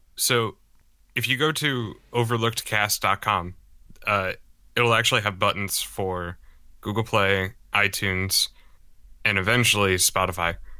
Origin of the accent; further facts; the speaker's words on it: Charleston, South Carolina, United States; I grew up in Charleston, South Carolina for, you know, quite a few years.